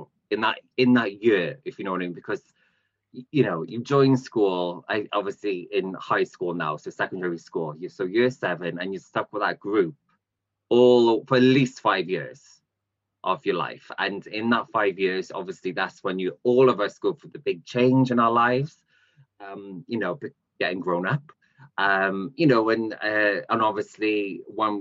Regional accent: Cardiff, Wales, United Kingdom; I'm from Cardiff

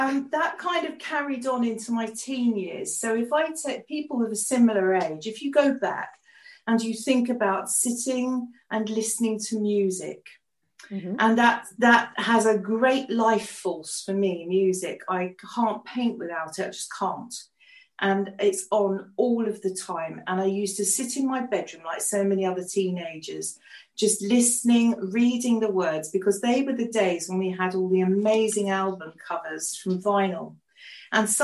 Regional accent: England, United Kingdom; English, we're English

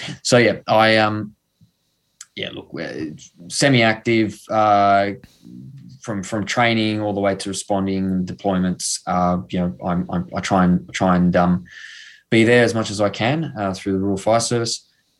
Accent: Sydney, New South Wales, Australia; also born or lived in Blue Mountains / Lithgow; I grew up in Sydney. I'm between Western Sydney and the Blue Mountains and Lithgow. I'm a bit of a nomad

